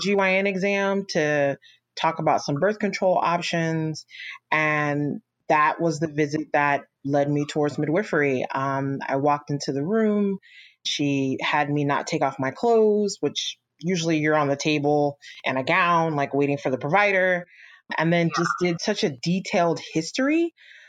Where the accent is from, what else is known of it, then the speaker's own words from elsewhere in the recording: Orange County, California, United States; I was raised in Orange County, California